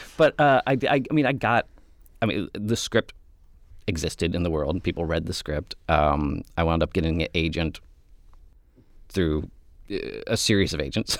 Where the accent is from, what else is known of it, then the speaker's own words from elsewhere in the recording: Mansfield, Ohio, United States; moved away; I was from Mansfield. I had just graduated from film school